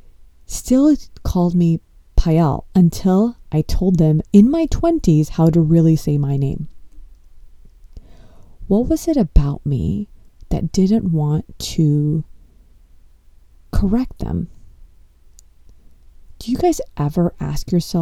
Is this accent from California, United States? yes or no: yes; Los Angeles, California, United States; I was born in Los Angeles and I come from an Indian household.